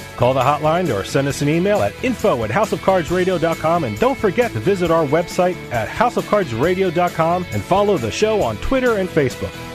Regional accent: New Jersey, United States; born and bred in Jersey like me

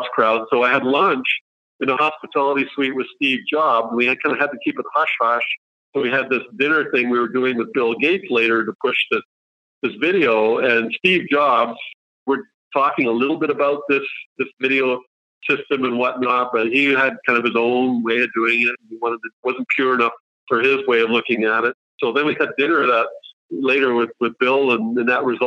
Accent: Canada; also born or lived in Switzerland; And this is in Canada now, not Switzerland. We moved when I was a kid

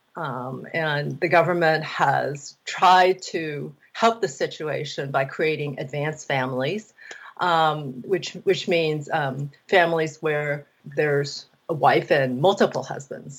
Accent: Taiwan; I grew up in Taiwan

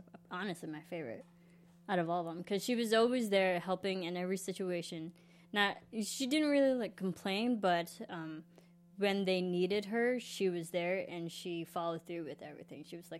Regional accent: Illinois, United States; I'm from the Midwest, which is like really. I mean, Illinois is really conflicted with accents. We have all different types of accents just in our state alone.

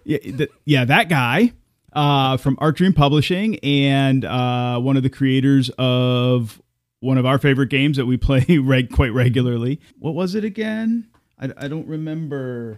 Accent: United States; as an American

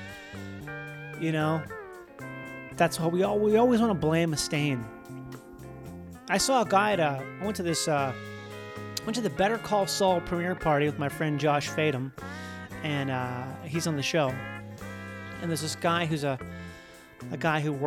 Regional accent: Minnesota, United States; I'm from Minnesota

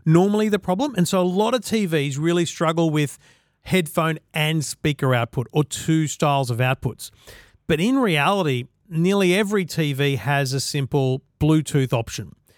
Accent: Queensland, Australia; I'm a Queenslander

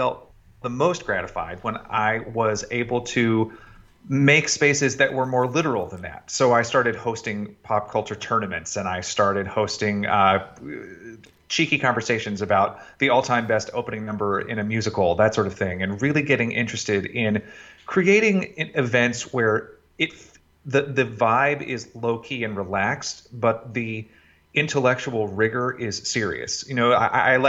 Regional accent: Chattanooga, Tennessee, United States; I was born in Chattanooga, Tennessee, and was quickly enamored of the youth community theater there

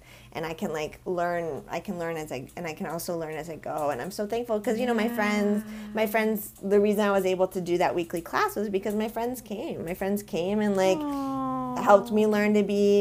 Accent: Vermont, United States; now in Los Angeles, United States; I grew up with in Vermont

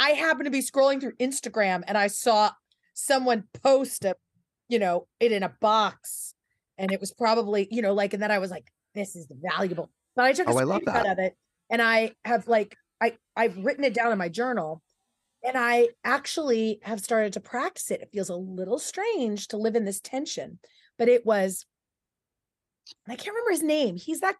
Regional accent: Porterville, California, United States; I was from Porterville, which is the California Green Acres.

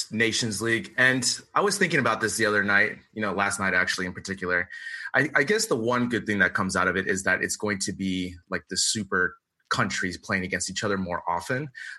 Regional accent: California, United States; now in Madrid, Spain; growing up in California

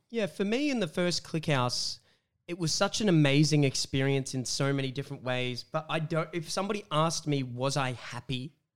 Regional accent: Wollongong, New South Wales, Australia; I'm from Wollongong, um, and coming up from Wollongong all the way to coming Sydney

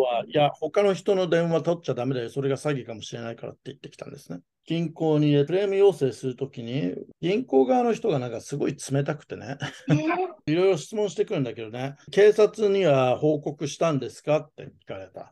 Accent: Japan; also born or lived in United States; アメリカ生まれ、日本育ち

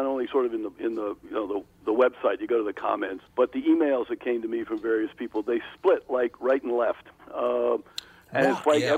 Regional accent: East Coast, United States; moved away as an adult; also born or lived in Thailand; now in Minnesota, United States; I grew up in the East Coast

